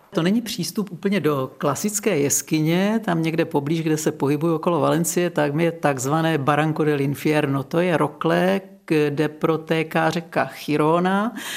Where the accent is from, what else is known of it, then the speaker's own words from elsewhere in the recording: Czechia; now in Lázně Bělohrad, Czech Republic; Já jsem vyrostla na Šumavě